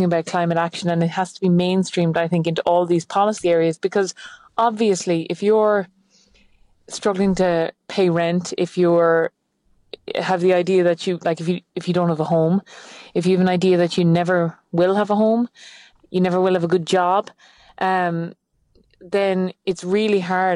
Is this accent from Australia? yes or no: no; Achill, Connacht, Ireland; I'm from Achill. It is the most windswept, barren, devoid of any leaves place in Ireland.